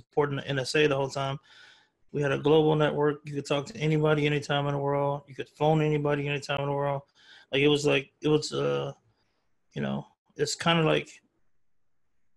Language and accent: English; Waco, Texas, United States; also born or lived in Dallas area; I'm originally from the Waco area, so I kind of root for the hometown, like Waco team, Baylor